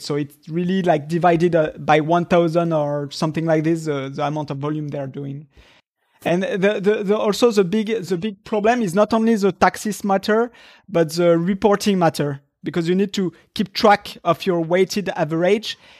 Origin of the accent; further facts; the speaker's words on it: France; moved away as an adult; now in Japan; I come from Europe where everything is, was, uh, uh, uh, in France